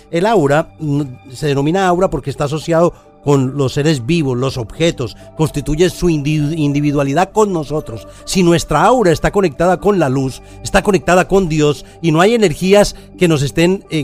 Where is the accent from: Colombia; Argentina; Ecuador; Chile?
Colombia; cómo fue mi vida cuando en mi infancia en Colombia. Era muy difícil